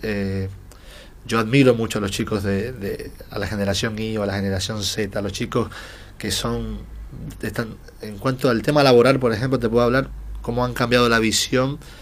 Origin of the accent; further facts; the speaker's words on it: Dominican Republic; moved away as an adult; now in Buenos Aires, Argentina; soy de la República Dominicana, hace seis años y unos meses que vivo en la Argentina